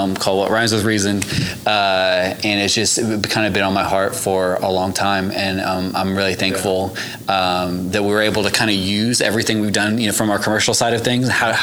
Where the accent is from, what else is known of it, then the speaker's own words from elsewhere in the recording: Missouri, United States; moved away as an adult; now in Oklahoma, United States; I'm from Missouri originally